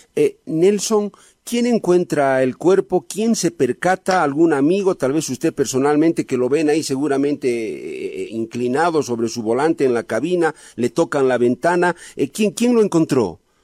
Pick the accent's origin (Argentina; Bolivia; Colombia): Bolivia; yo también soy boliviano antes que periodista